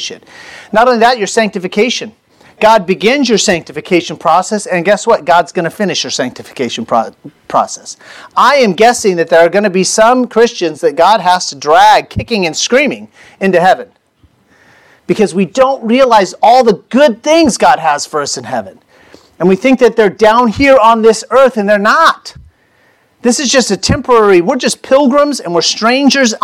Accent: United States; I was born in the United States

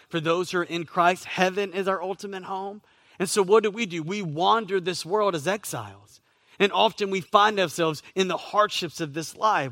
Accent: Southeast, United States; now in Florida, United States; I grew up in the Southeast

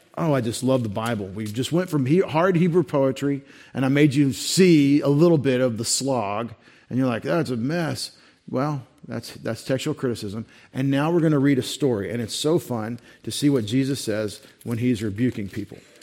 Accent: United States; I'm an American, and I'm a new American

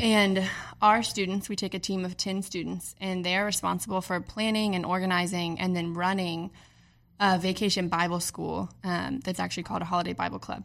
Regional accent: Charlotte, North Carolina, United States; moved away; I'm originally from Charlotte

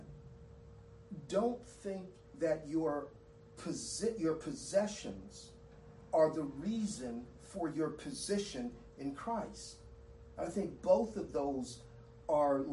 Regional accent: Southern California, United States; I grew up in Southern California, and the home of earthquakes

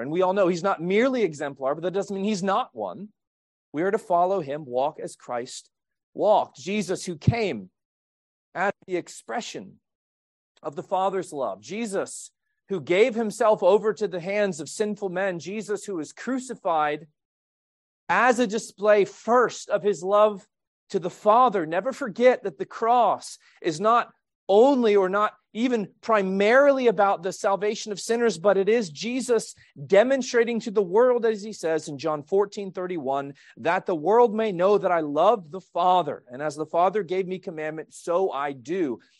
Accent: Quebec, Canada; moved away; I was born in Quebec, Canada.

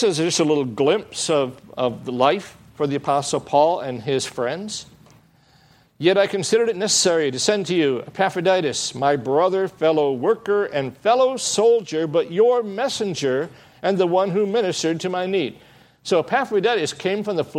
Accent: Michigan, United States; now in Southern California, United States; I come from Michigan

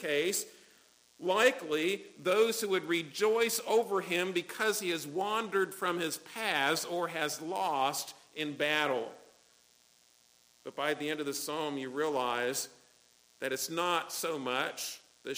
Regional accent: United States; I'm an American.

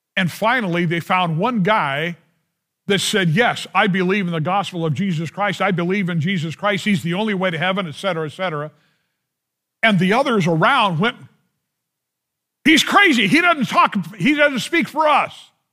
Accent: United States; I love being an American

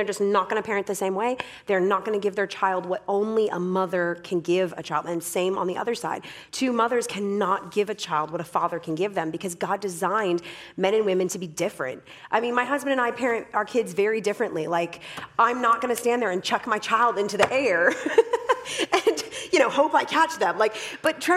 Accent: Canada; I am Canadian, but I do not speak French

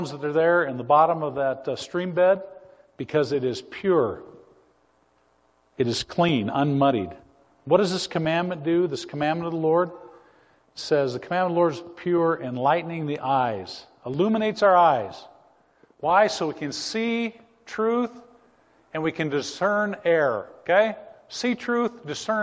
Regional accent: Montana, United States; I grew up in Montana

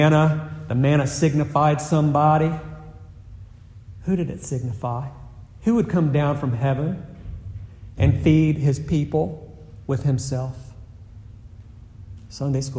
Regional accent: the South, United States; I'm from the South

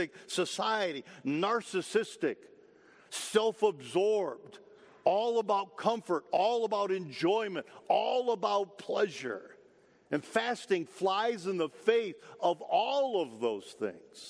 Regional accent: Michigan, United States; also born or lived in Detroit; I grew up in Michigan, lived in Detroit while I was in school for a period of time.

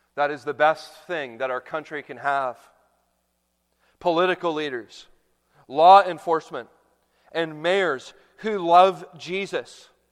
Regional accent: Canada; now in United States; a young boy growing up in Canada

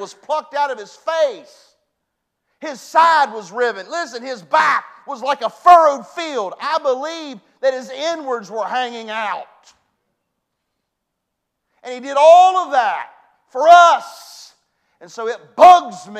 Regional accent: West Virginia, United States; I was brought up in West Virginia

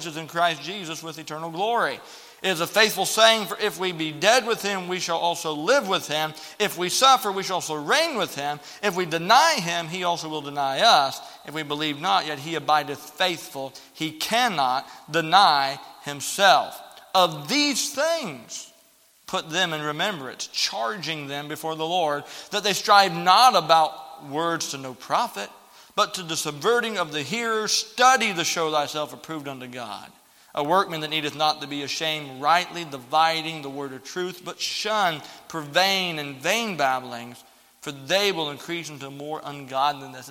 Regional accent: the South, United States; growing up in the South, you hear a lot of funny things with Southern preachers

